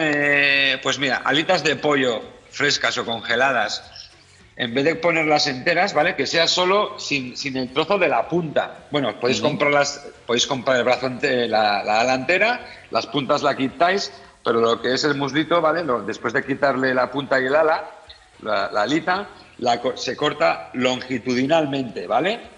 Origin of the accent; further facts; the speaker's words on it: Vitoria-Gasteiz, Basque Country, Spain; moved away as an adult; also born or lived in Beijing, China / Hong Kong / Barcelona / Zaragoza; como medio vasco y gasteiztarra